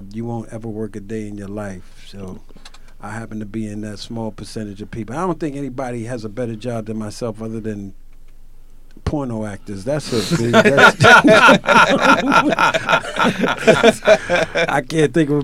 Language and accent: English; Brooklyn, New York, United States; Coming from Brooklyn